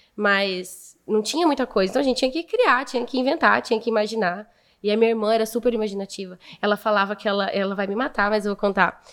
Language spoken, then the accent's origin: Portuguese; Martinópolis, São Paulo, Brazil; also born or lived in Presidente Prudente; Eu nasci em Prudente, mas fui com seis anos para Martinópolis